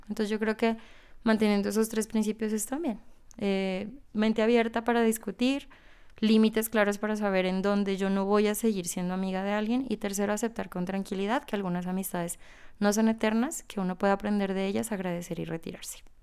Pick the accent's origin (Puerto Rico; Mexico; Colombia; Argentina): Colombia; Ipiales, Nariño; en una ciudad pequeña como Ipiales, de donde yo soy